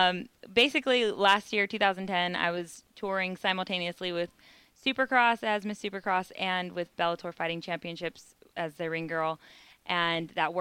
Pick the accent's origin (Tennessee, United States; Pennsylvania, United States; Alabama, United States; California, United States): California, United States; Orange County; now in Las Vegas, United States; I'm from Orange County, California.